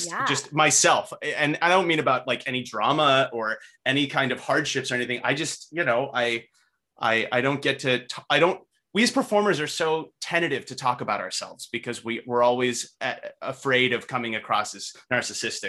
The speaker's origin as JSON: {"language": "English", "region": "Northern California", "country": "United States", "tie": "born or raised there", "said": "I'm from Northern California, right? So I was raised around weed."}